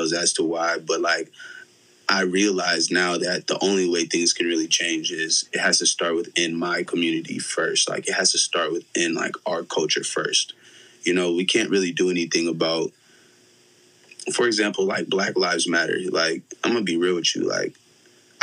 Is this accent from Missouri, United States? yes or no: yes; Ironton, Missouri, United States; also born or lived in St. Louis, Missouri; now in Los Angeles, United States; I grew up in Ironton, bro. I played ball in Ironton.